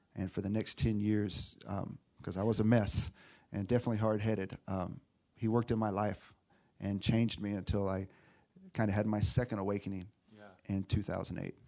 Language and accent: English; Texas, United States; moved away; also born or lived in Los Angeles / Riverside County; I'm from Texas, been staying in LA, and now I'm in Riverside County